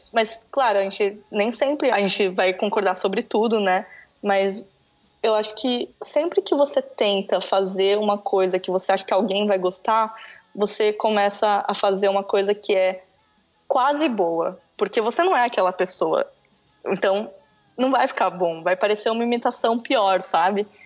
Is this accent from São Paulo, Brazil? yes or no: yes; São Paulo, Brazil; Eu sou de São Paulo